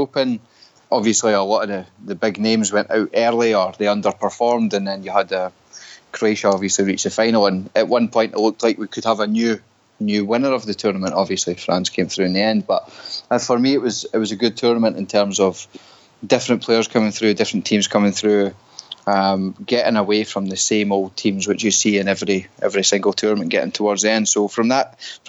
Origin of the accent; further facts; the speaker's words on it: Scotland, United Kingdom; now in Canada; us being Scottish